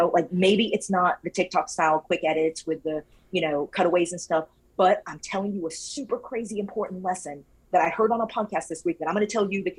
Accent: Louisiana, United States; now in Florida, United States; I'm from Louisiana

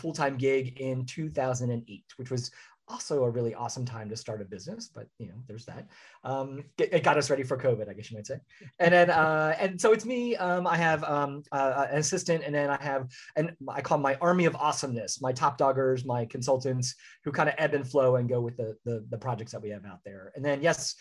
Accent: Philadelphia, Pennsylvania, United States; moved away as an adult; also born or lived in Orlando, Florida; now in Central Florida, United States; I'm originally from the Philadelphia area

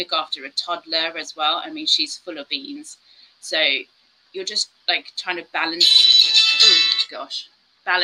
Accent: South Africa; moved away; I grew up in South Africa where we had someone who was always cleaning the house and stuff

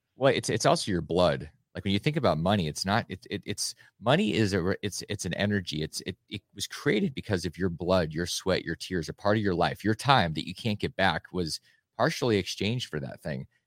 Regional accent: Alaska, United States; I grew up in Alaska

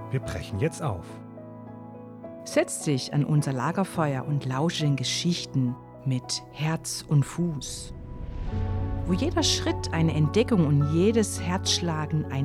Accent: Baden-Württemberg, Germany; Ich komme ja aus der Ortenau, ne? Und da haben wir schon ganz früh solche äh, Wege gehabt und ähm, einer war so auch in Zellweierbach, ne?

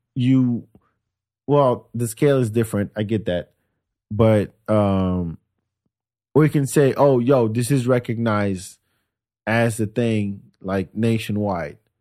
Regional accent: France; moved away as an adult; also born or lived in Senegal; now in Austin, United States; I grew up on Senegalese food in France

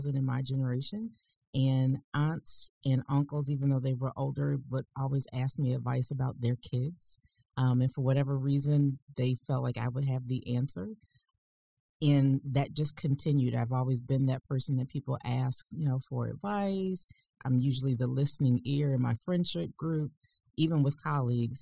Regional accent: Detroit, Michigan, United States; Originally, I was born in Detroit, Michigan.

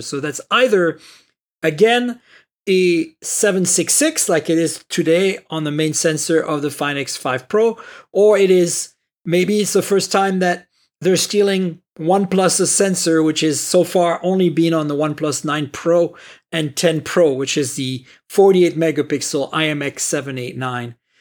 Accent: Canada; I'm Canadian

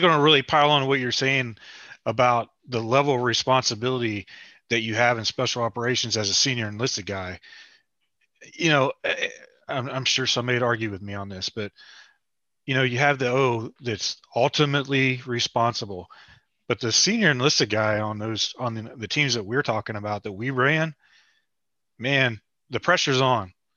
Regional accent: West Virginia, United States; I'm from West Virginia.

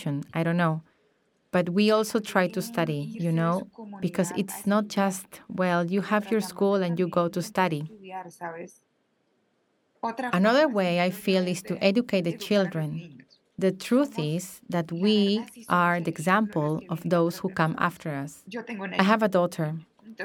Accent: Cañaveral, Córdoba, Colombia; first language Embera; English is a second language; I was born in Cañaveral or Chansodó, as we say in Embera. That's where I grew up, where I was born.

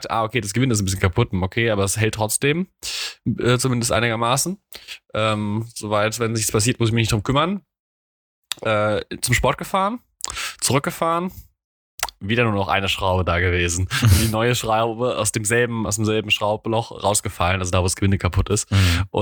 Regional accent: Mainz, Rhineland-Palatinate, Germany; accent: Mainzerisch; Ich spabbel hier Mainzerisch, da versteht mich auch keiner.

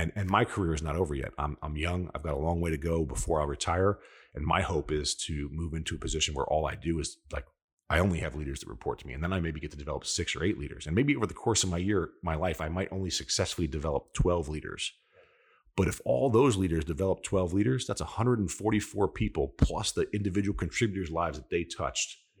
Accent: New York, United States; I'm an Italian from New York

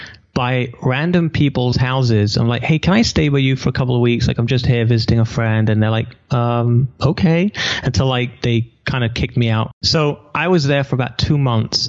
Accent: England, United Kingdom; moved away as an adult; now in Israel; I'm an English boy who's never been to America.

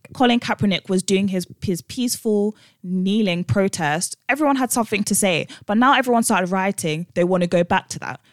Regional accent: London, United Kingdom; we grew up one in West London and two in a black school

